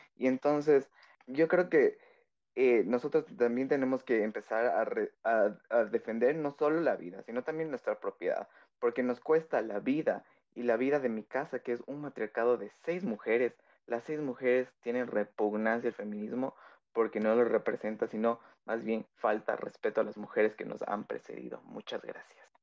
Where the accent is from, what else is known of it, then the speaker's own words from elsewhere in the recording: Quito, Pichincha, Ecuador; soy de Tequito, capitalino